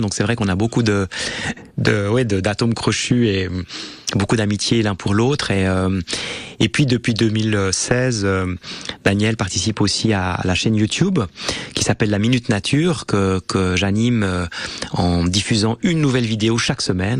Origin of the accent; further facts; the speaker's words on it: Switzerland; on vient quand on vient de Suisse